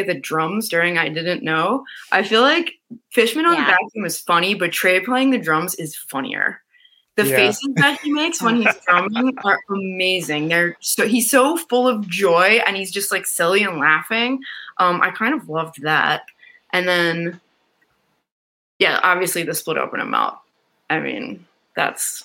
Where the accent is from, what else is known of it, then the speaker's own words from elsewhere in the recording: Philadelphia, Pennsylvania, United States; I'm from Philly